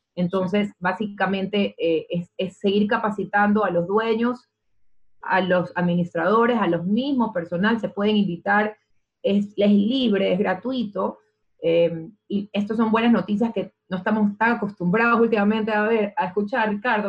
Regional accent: Ecuador; quiénes somos los ecuatorianos

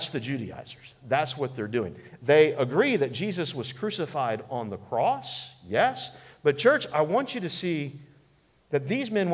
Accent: United States; as American Christians

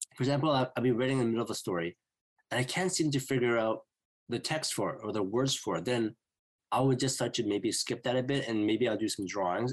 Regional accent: Vancouver, British Columbia, Canada; I'm from Vancouver, BC, in Canada

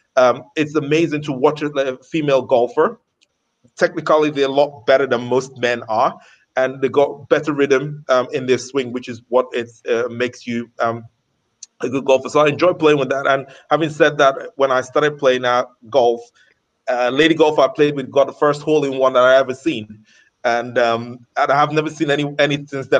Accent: London, United Kingdom; now in Qatar; I was growing up in London

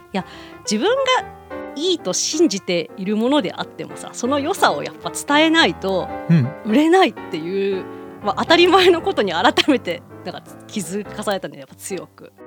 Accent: Hiroshima, Japan; 今回はそれこそ地元広島でもやるので

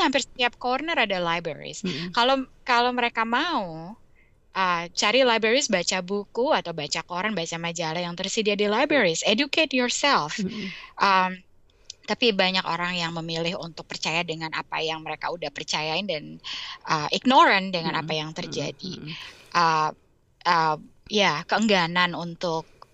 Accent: Indonesia; moved away as an adult; now in United States; waktu kita besar di Indonesia

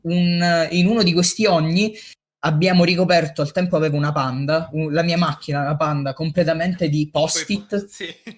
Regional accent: Messina, Sicily, Italy; io sono originario di Messina

